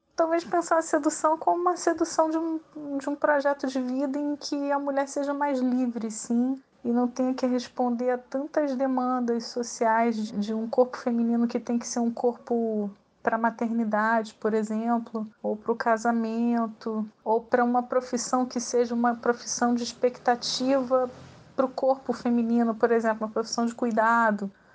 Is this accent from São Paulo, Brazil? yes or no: no; Rio de Janeiro, Brazil; eu nasci no Rio de Janeiro, eu cresci no Rio de Janeiro, eu vivo desde sempre no Rio de Janeiro